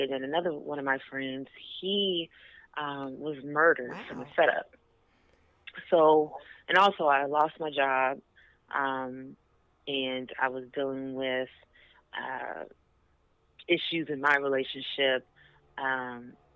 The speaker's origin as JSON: {"language": "English", "town": "Houston", "region": "Texas", "country": "United States", "moved": "as an adult", "lives_now": "Dallas, United States", "said": "I moved to Dallas because I am from Houston"}